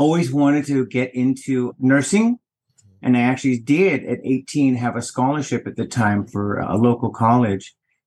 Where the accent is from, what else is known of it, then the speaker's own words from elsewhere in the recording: Houston, Texas, United States; I hail from Houston, Texas, vintage 1962